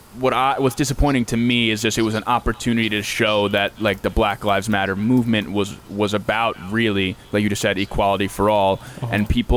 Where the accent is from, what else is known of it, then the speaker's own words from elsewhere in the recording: Hewlett, New York, United States; we're not Jewish ourselves, but we come from an area and a school district where there's a lot of Jewish people. We're from Hewlett. There's a lot of Jewish people that live around here